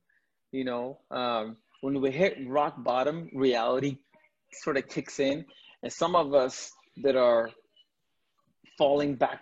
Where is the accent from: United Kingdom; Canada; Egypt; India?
India; moved away; I'm an immigrant. I was born in India to a very large family.